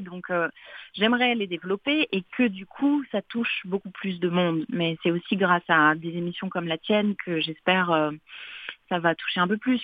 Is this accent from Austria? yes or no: no; Paris, Île-de-France, France; also born or lived in Montreal, Canada; je suis née à Paris, euh, en France